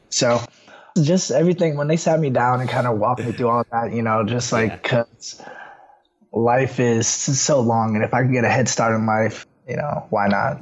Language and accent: English; Woodbridge, Virginia, United States; I'm from Woodbridge, Virginia, born and raised.